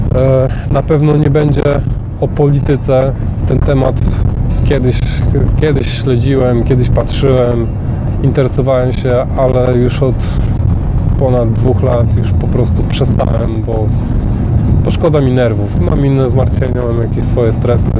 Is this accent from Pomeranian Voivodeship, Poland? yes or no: yes; Gdańsk, Pomeranian Voivodeship, Poland; moved away as an adult; now in Northamptonshire, United Kingdom; Urodziłem się w Gdańsku, a obecnie mieszkam w Anglii